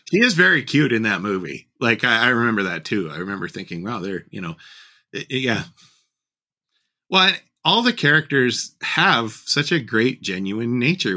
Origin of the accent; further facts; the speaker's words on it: Pacific Northwest, United States; I grew up in the Pacific Northwest